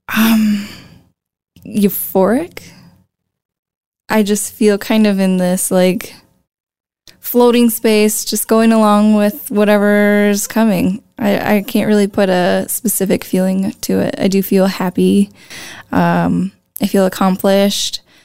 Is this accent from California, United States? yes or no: no; La Crosse, Wisconsin, United States; I am from Lacrosse. I was born and raised in Lacrosse